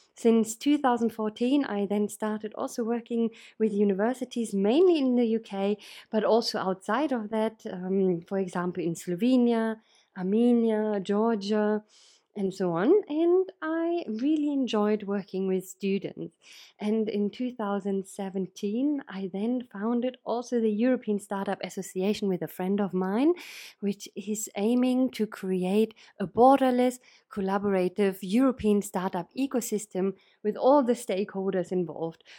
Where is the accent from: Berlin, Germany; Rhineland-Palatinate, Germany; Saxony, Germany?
Berlin, Germany; moved away as an adult; now in United Kingdom; I'm originally from Berlin, uh, in Germany